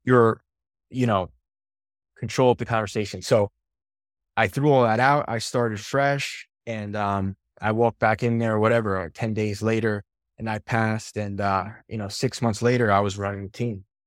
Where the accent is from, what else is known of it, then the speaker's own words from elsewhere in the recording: New York, United States; moved away; also born or lived in Albany, New York / Los Angeles area; born and raised in New York